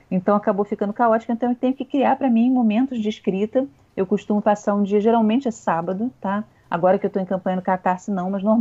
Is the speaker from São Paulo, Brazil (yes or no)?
no; Rio de Janeiro, Brazil; now in Niterói, Brazil; Não morava no Rio, sou carioca.